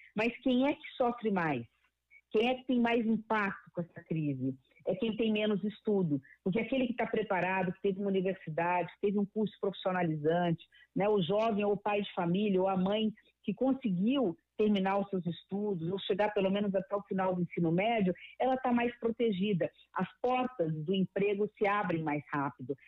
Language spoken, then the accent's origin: Portuguese; Mato Grosso do Sul, Brazil; eu venho de Mato Grosso do Sul